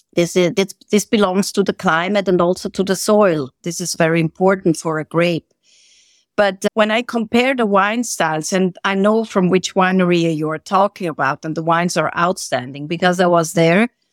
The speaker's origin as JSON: {"language": "English", "country": "Switzerland", "also_born_or_lived": "Sarajevo, Bosnia and Herzegovina / Herzegovina", "moved": "as an adult", "lives_now": "Bosnia and Herzegovina", "said": "I'm from Switzerland. I'm Swiss"}